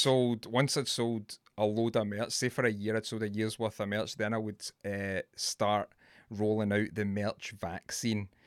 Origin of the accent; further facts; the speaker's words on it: Scotland, United Kingdom; I'm Scottish